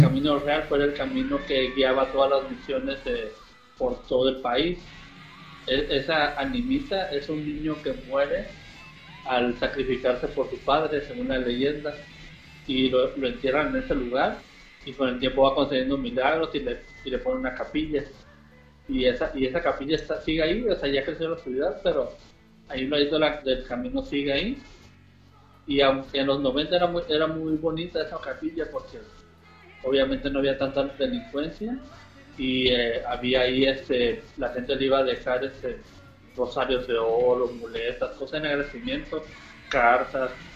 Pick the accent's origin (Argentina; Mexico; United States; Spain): Mexico; Baja California Sur; Muchas veces cuando voy, de viaje me dicen, ah, eres de Baja California Sur y, y ocupo pasaporte para ir para allá. Y digo, no, somos de México